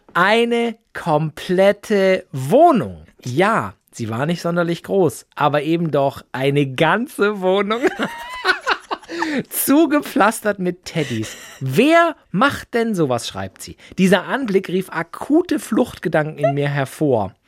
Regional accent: Böblingen, Baden-Württemberg, Germany; ich bin in Böbling geboren

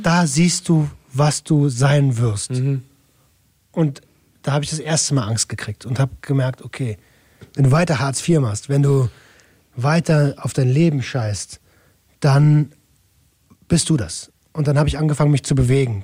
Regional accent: Berlin, Germany; moved away; ich komme aus Berlin-Tempelhof

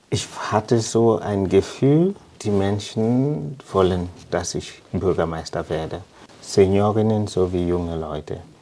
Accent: Limbe, Southwest Region, Cameroon; German is a second language; moved away as an adult; now in Heubach, Germany; Ich habe in Limbe gewohnt. Ich bin dort aufgewachsen, in die Schule gegangen.

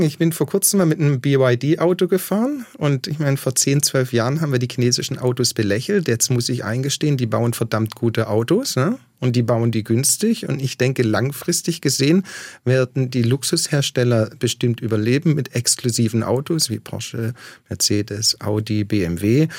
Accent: Waiblingen, Baden-Württemberg, Germany; moved away as an adult; also born or lived in Australia; ich bin aus Weiblingen

